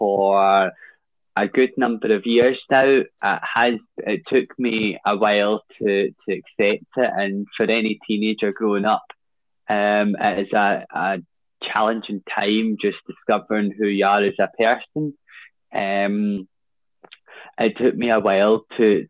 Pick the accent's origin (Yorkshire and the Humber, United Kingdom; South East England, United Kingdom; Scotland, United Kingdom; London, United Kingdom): Scotland, United Kingdom; Glasgow; also born or lived in Blairdardie; I grew up and was born in 1995, and I grew up for the first 10 years of my life in Drumchapel. And then my parents and I moved down to Blairdarty, which is just down the road a bit.